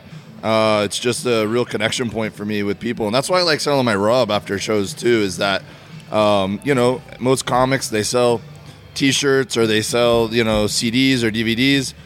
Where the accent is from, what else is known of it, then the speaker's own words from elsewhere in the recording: Miami, Florida, United States; moved away as an adult; also born or lived in Auburn, Alabama; I grew up in Miami, Florida. Uh, lived there my whole life, and then went away to college uh, in Auburn, Alabama.